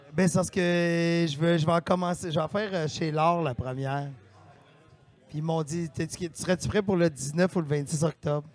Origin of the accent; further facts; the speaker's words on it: Victoriaville, Quebec, Canada; moved away; je viens de Victoriaville à la base